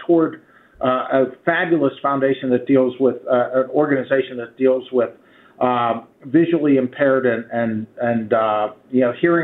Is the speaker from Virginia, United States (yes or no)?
no; Swissvale, Pennsylvania, United States; also born or lived in Edgewood, Pennsylvania; I grew up in Swissvale